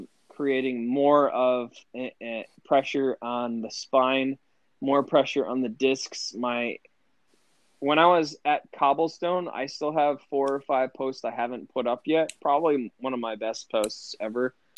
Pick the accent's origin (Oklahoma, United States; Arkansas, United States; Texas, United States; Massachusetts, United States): Massachusetts, United States; Lanesborough; Lanesboro, Mass, really small farm town